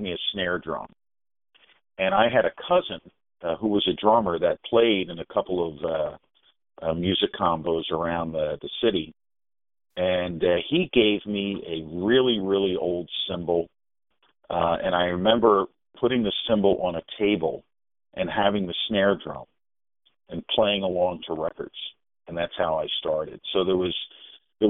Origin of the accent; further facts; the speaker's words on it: Philadelphia, Pennsylvania, United States; my growing up in Northeast Philadelphia